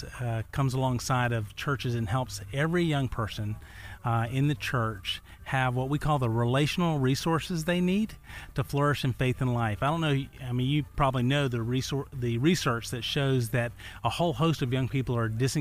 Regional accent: Chattanooga, Tennessee, United States; I hail from the scenic city of the South, Chattanooga, Tennessee.

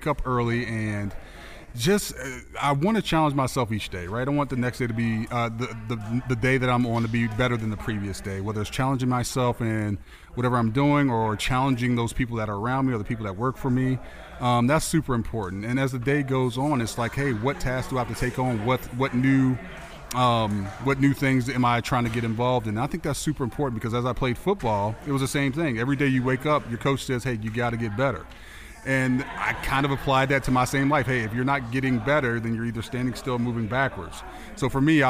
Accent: Tampa, Florida, United States; I'm from Tampa

